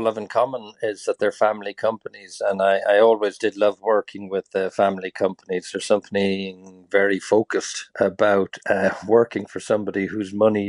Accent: Lusaka, Lusaka Province, Zambia; also born or lived in Tralee, Ireland; Yeah, I was born in Tralee. My mother was from Tralee, and she had five boys. I was the eldest. And just after independence that Zambia achieved in the 60s, my parents took the idea that it'd be a good idea to leave Kerry and go to Zambia.

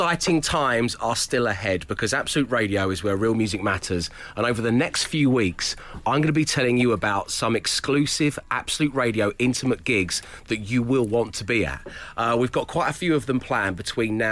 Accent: United Kingdom; I'm British.

